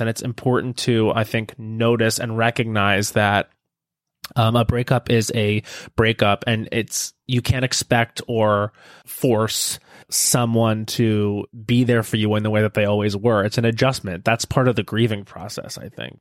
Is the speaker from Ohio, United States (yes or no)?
no; Long Island, New York, United States; moved away; I grew up on Long Island